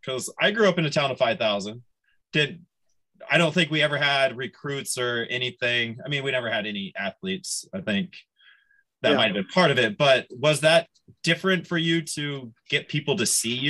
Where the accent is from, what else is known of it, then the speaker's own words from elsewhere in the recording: Omaha, Nebraska, United States; I grew up in Omaha or Nebraska, so CWS was always our ticket.